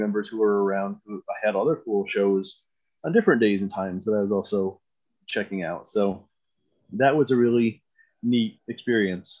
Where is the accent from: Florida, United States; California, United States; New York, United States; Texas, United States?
New York, United States; Scotia; I grew up in Scotia, which is, you know, for those out of the area, a small town, you know, maybe about 20 miles west of Albany.